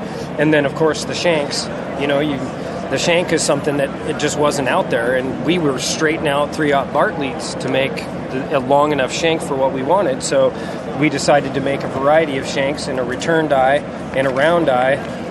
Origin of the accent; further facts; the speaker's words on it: Arlington, Washington, United States; also born or lived in Alaska; I grew up in Arlington, Washington.